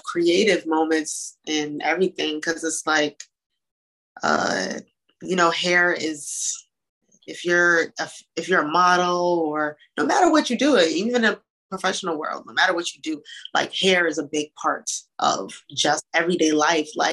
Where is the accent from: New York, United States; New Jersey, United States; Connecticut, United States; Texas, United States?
Connecticut, United States; Hartford; I grew up in Hartford